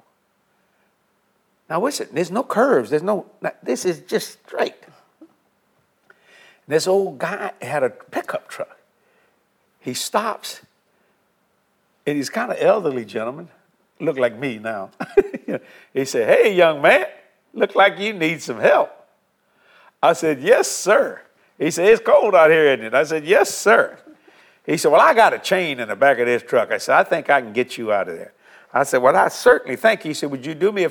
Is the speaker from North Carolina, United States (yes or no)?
no; South Louisiana, United States; I'm from South Louisiana